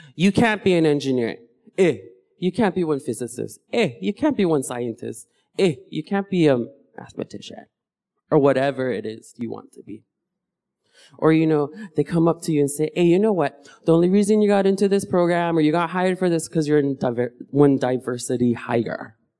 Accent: Hawaii, United States; when I grew up with my family, we practice a practice called mo'o ku au

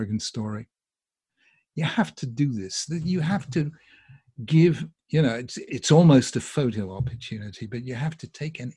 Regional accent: United Kingdom; I'm from Britain

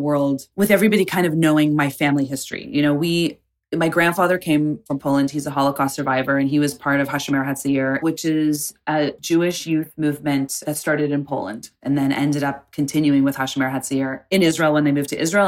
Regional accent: Canada; moved away; also born or lived in Tulsa, Oklahoma; growing up in Canada within the Indigenous community

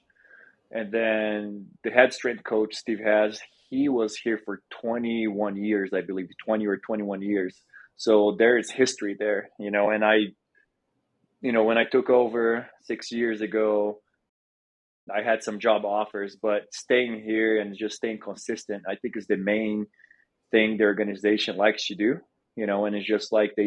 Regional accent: Brazil; moved away as an adult; also born or lived in Oklahoma, United States; now in Denver, United States; I was born and raised in Brazil, came to the United States to play basketball and play college basketball

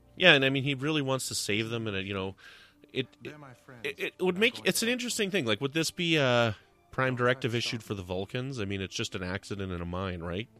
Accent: Canada; I'm from Canada

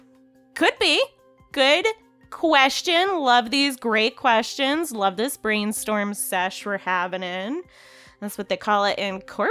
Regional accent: Illinois, United States; there was like some weird instance that happened in a town actually kind of close to where I grew up in Illinois.

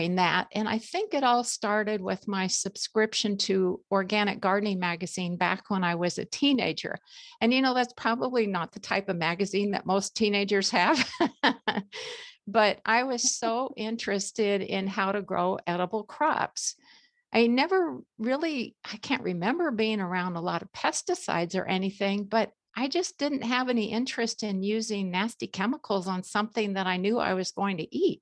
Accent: Southern California, United States; moved away as an adult; now in Spokane, United States; I grew up in Southern California, which is an area where you can pretty much grow anything any time of the year

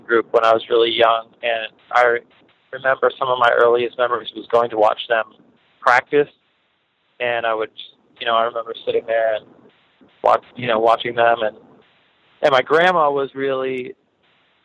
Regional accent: Greensburg, Pennsylvania, United States; moved away as an adult; I grew up in a small town called Greensburg, which is maybe like 40 minutes from Pittsburgh, southwestern PA

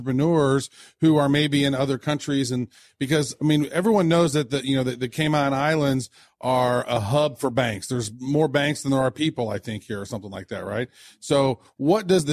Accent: United States; we're from the States.

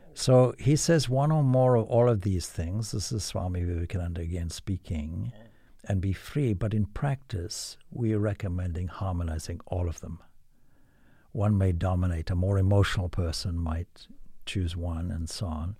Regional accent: Zimbabwe; now in Ireland; I come from Zimbabwe

